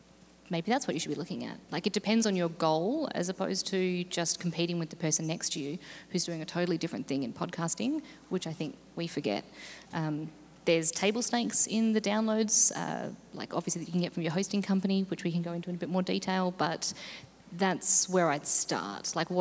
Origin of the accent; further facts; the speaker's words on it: Australia; I am Australian, so it's data, not data